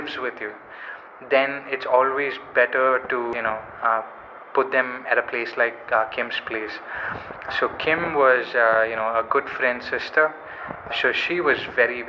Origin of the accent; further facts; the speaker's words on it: Kerala, India; I'm from Kerala